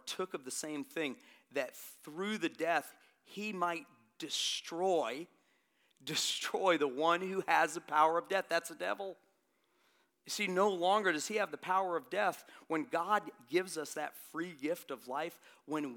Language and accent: English; Florida, United States; now in Hilton Head Island, United States; I'm from Florida